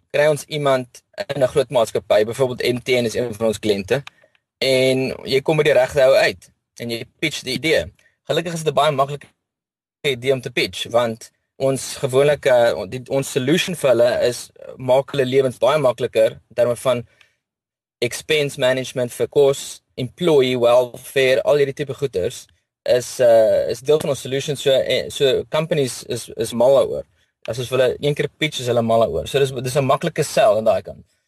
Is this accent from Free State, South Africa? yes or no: yes; Bloemfontein, Free State, South Africa; now in Cape Town, South Africa; Ek is oorspronklik van Bloemfontein af.